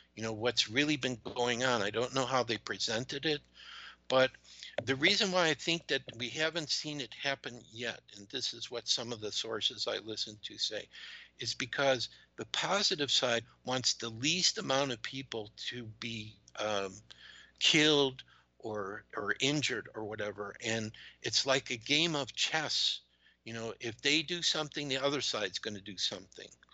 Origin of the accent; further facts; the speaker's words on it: United States; also born or lived in Georgia; being an American